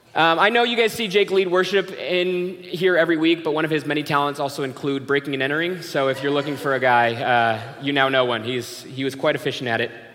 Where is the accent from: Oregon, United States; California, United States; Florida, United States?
California, United States; San Diego; moved away as an adult; now in Minnesota, United States; me and my family moved from San Diego, California, uh, just a little over a year ago